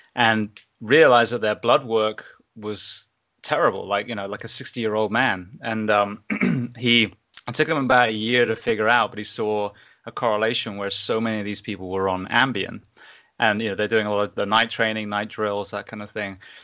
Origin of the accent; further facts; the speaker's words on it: England, United Kingdom; moved away as an adult; also born or lived in Japan; now in Ocala, United States; I grew up in England